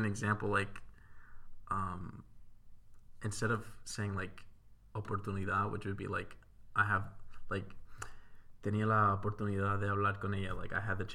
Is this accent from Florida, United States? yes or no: yes; Florida, United States; now in Spain; I'm from Florida